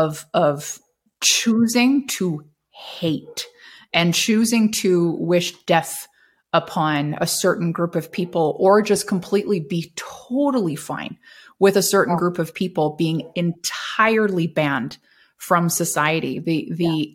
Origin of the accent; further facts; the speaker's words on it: Canada; required to renew my passport as a Canadian citizen